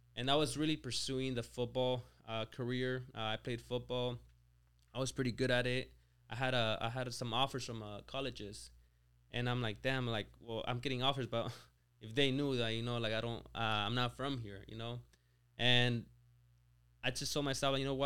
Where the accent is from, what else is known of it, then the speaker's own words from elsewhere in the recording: small town near Lake Tahoe, California, United States; moved away as an adult; also born or lived in Mexico; now in Rancho Cucamonga, United States; my hometown was, what, like, like four hundred people.